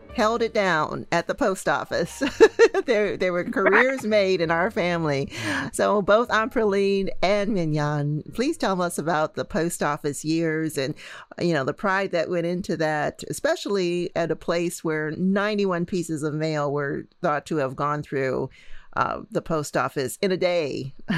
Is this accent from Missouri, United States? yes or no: yes; St. Louis, Missouri, United States; my hometown of St. Louis